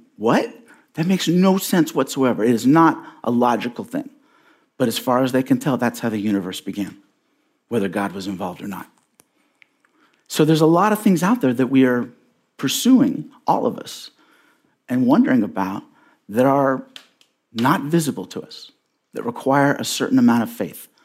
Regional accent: Indianapolis, Indiana, United States; born or raised there

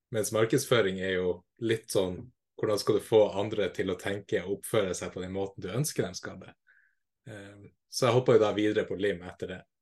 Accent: Kabelvåg, Nordland, Norway; now in Tromsø, Norway; Jeg er fra Lofoten, nærmere bestemt Kavlog, og nå bor jeg i Tromsø

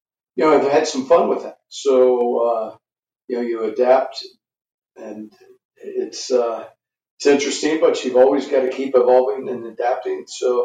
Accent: Kentucky, United States; And it was really growing up in Kentucky, bourbon's everywhere. I think I thought everybody drank it.

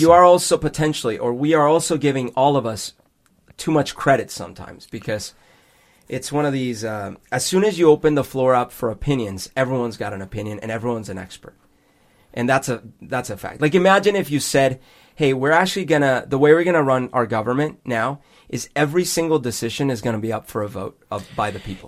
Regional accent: Bogotá, Bogotá Capital District, Colombia; moved away; when I was growing up in Bogota

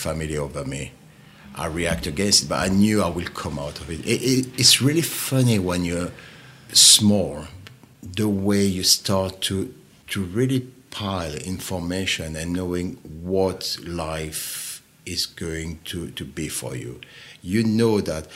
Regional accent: Pyrenees, France; born or raised there; English is a second language; moved away

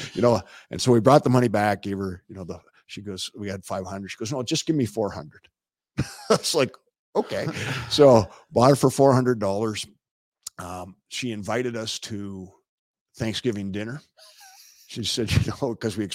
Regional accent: Toronto, Ontario, Canada; I'm from Rexdale.

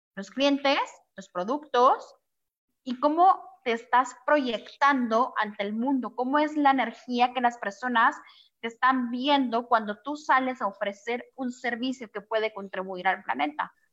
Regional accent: Guatemala; moved away; also born or lived in Mexico; Yo soy de Guatemala y ahorita la cuarentena me tocó aquí en México.

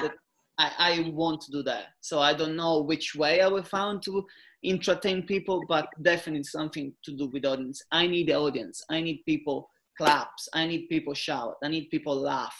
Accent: Italy; English is a second language; moved away as an adult

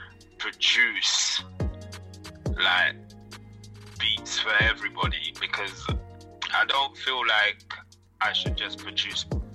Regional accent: St. Lucia; I was born in St. Lucia. I'm from the Caribbean.

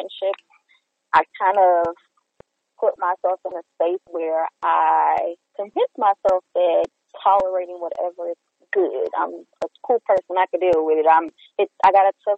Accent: Houston, Texas, United States; I'm from Houston. I'm local.

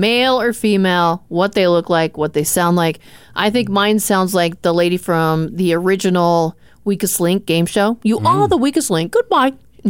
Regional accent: Arizona, United States; now in South Dakota, United States; I grew up in Arizona

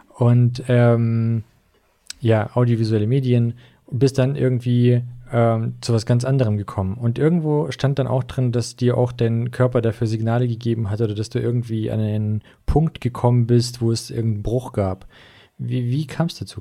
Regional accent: Russia; also born or lived in Swabia, Germany; now in Germany; ich bin wie gesagt in, in Russland aufgewachsen, nicht hier

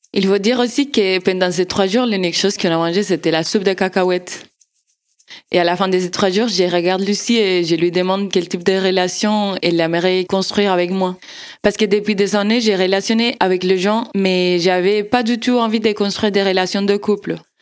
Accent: Argentina; French is a second language; moved away as an adult; now in Strasbourg, France

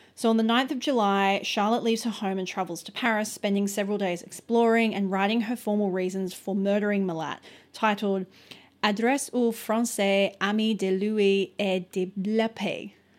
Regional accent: Australia; We're very Australian

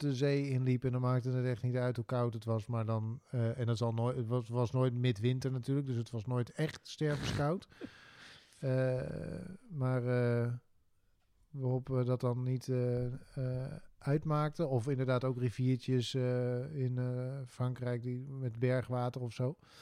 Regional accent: Drenthe, Netherlands; moved away; also born or lived in Hilversum; Ik ben Drents kampioen geweest

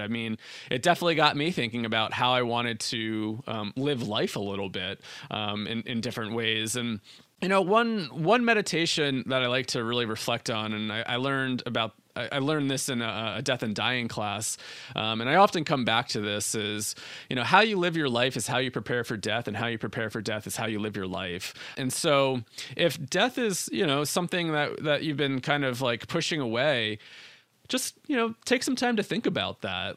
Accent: New Jersey, United States; I grew up in New Jersey.

